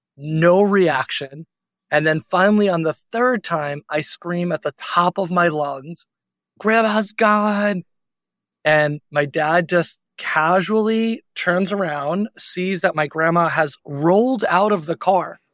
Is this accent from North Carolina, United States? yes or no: no; Long Island, New York, United States; I grew up on Long Island, which is about forty-five minutes out of the city